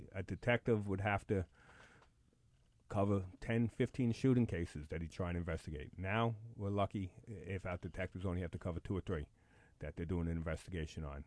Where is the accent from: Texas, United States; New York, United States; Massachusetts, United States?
New York, United States; New York City; I'm a Bronx kid. Born and raised in the Bronx.